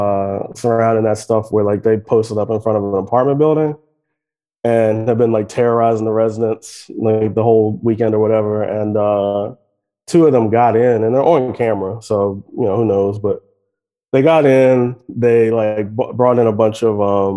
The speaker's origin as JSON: {"language": "English", "country": "United States", "said": "I assume probably because I'm an American"}